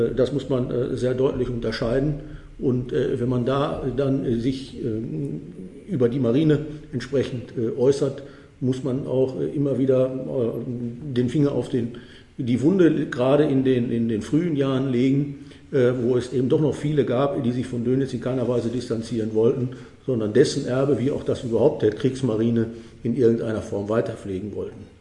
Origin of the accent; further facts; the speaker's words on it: North Rhine-Westphalia, Germany; moved away; Als Westfale